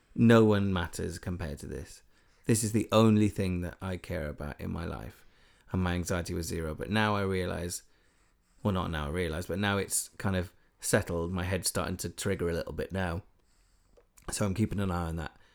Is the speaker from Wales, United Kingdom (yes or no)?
yes; Wales, United Kingdom; I'm fully Welsh